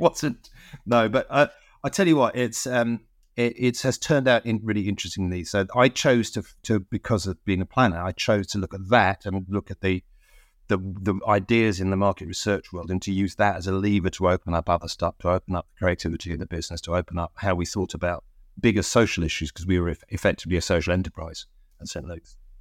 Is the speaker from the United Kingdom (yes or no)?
yes; London, United Kingdom; the church where I grew up in North London